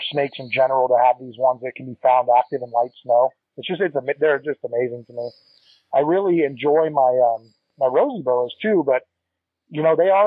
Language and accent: English; Northern California, United States; also born or lived in Texas; we moved to Northern California, where my mom was from